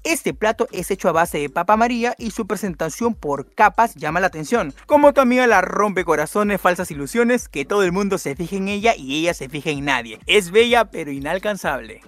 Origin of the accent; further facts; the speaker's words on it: Peru; ser peruanos y nacer en un país con tanta historia y magia